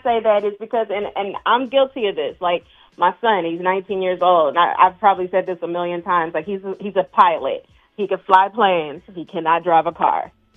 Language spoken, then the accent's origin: English; the South, United States; I'm from the South